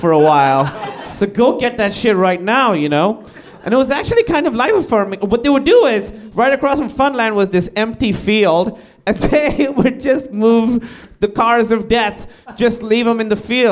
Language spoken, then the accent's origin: English; Karachi, Sindh, Pakistan; moved away; I grew up in Karachi, Pakistan